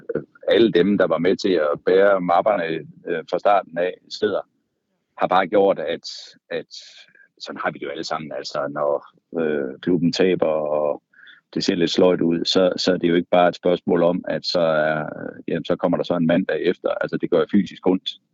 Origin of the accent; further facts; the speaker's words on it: Karup, Central Denmark Region, Denmark; moved away as an adult; now in Copenhagen, Denmark; Jeg er fra Karp øh, på den midtjyske hede